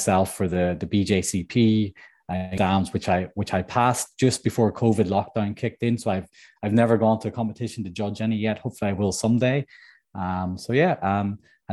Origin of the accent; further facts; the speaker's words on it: Northern Ireland, United Kingdom; moved away as an adult; also born or lived in Munich, Germany / England / New York, United States; growing up in Northern Ireland